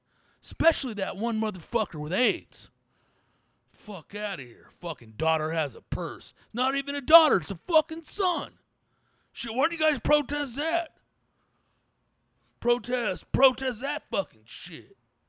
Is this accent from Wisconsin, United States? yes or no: yes; Milwaukee, Wisconsin, United States; now in Orange County, United States; I say the word pop because I grew up in Milwaukee. Now I live in Orange County.